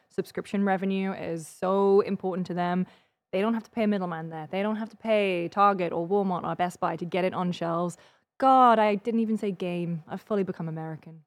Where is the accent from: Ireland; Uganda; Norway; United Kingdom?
United Kingdom; now in United States; as a British person